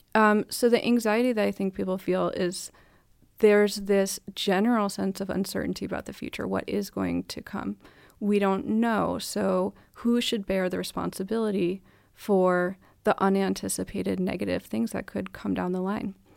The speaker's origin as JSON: {"language": "English", "country": "United States", "moved": "yes", "lives_now": "Denmark", "said": "I'm American, here I am in Denmark"}